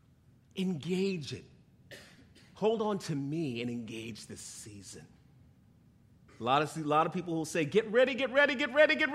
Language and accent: English; New York, United States; moved away as an adult; I grew up in New York, so here we are on Long Island visiting family